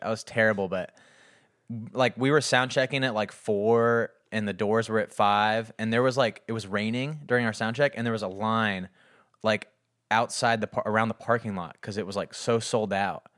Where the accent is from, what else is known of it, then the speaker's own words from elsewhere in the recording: Scottsdale, Arizona, United States; moved away as an adult; also born or lived in Texas; now in Nashville, United States; Phoenix, Scottsdale area where I grew up